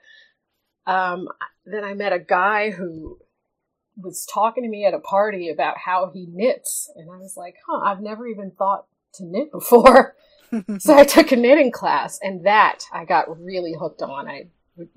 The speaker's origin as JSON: {"language": "English", "town": "New York City", "region": "New York", "country": "United States", "tie": "born or raised there", "said": "I grew up in Queens"}